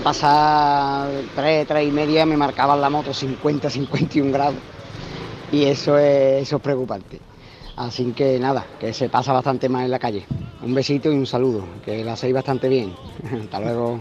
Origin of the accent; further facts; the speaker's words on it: Seville, Andalusia, Spain; soy de aquí de, Sevilla